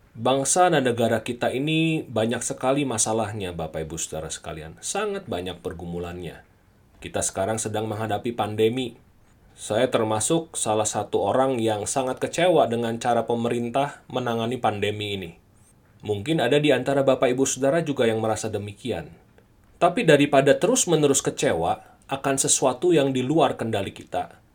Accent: Indonesia; also born or lived in Bogor, West Java; ketika Tuhan menempatkan setiap kita di Indonesia, lahir di Indonesia, dibesarkan di Indonesia, inilah tanah air kita

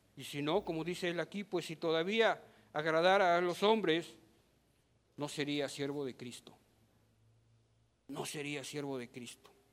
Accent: Mexico; Somos ciudadanos mexicanos

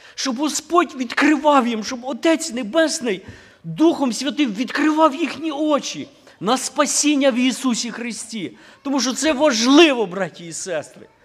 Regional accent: Ukraine; moved away; хата на Україні

